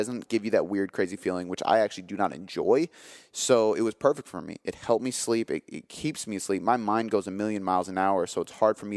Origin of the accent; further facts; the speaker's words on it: Seattle, Washington, United States; I am from Seattle